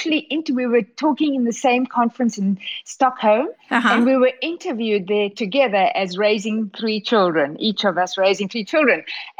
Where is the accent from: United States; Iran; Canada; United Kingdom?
Canada; Regina, Saskatchewan; born there; Well, I was born in Regina, Saskatchewan. You couldn't be more Canadian than that.